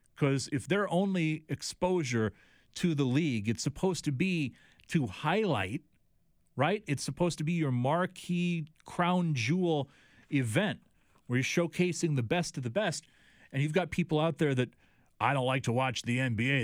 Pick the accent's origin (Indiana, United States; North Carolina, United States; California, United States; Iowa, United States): Iowa, United States; here in what has always been, to me, my hometown